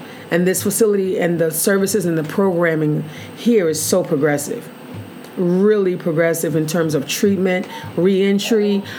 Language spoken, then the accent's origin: English; Mississippi, United States; Born and raised in Mississippi, and we've made it.